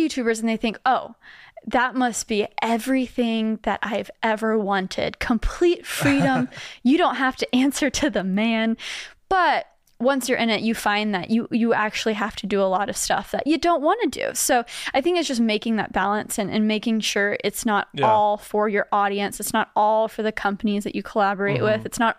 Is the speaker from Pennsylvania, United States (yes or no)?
no; Grapevine, Texas, United States; now in New York, United States; I grew up in Dallas, Texas. Grapevine specifically.